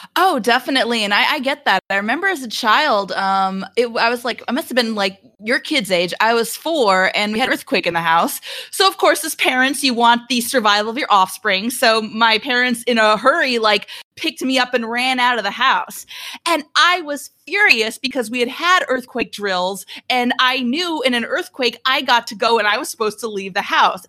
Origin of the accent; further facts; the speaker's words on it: Albuquerque, New Mexico, United States; now in Atlanta, United States; I grew up in Albuquerque, New Mexico